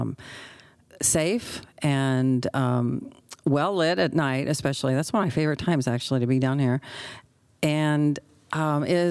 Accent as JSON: {"language": "English", "town": "Redding", "region": "California", "country": "United States", "tie": "born or raised there", "said": "I grew up in Reading"}